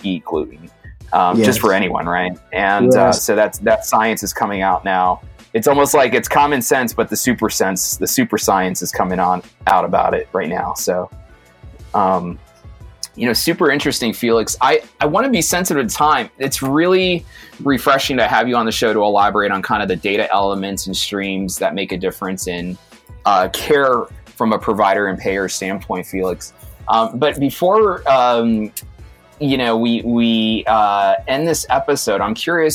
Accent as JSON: {"language": "English", "town": "New York City", "region": "New York", "country": "United States", "tie": "born or raised there", "said": "I was born in Brooklyn"}